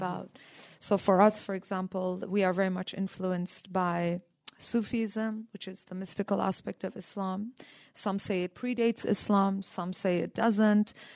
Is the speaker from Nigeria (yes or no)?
no; India; also born or lived in Iran / Canada; now in United States; I'm uh, uh, born in Iran and raised in India